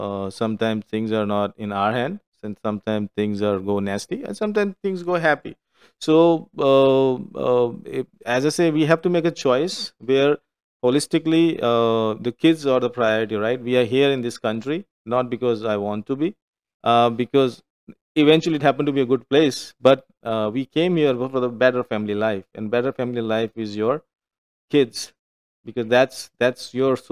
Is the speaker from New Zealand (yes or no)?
no; India; moved away; I meet them as an Indian